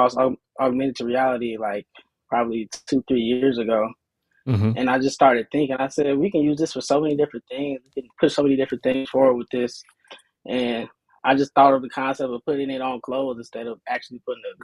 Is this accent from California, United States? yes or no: no; Riverdale, Georgia, United States; I'm from Riverdale, Georgia, which is right by the Atlanta airport.